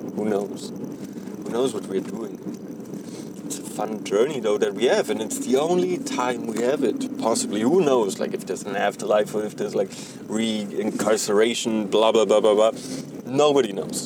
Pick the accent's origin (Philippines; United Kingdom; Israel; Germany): Germany; now in North America; I'm originally from Germany